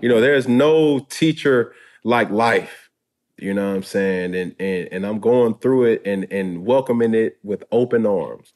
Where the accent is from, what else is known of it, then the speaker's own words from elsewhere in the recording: Atlanta, Georgia, United States; I'm from Atlanta, Georgia